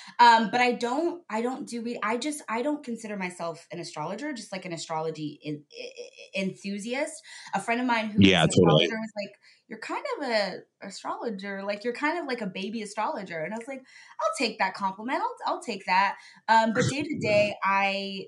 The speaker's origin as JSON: {"language": "English", "town": "State College", "region": "Pennsylvania", "country": "United States", "tie": "born or raised there", "also_born_or_lived": "London / Dublin", "moved": "as an adult", "lives_now": "Los Angeles, United States", "said": "I'm from a small little town in Pennsylvania, which, by the way, is a college town"}